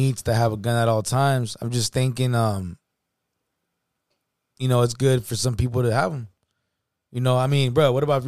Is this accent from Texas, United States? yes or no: no; California, United States; we're from California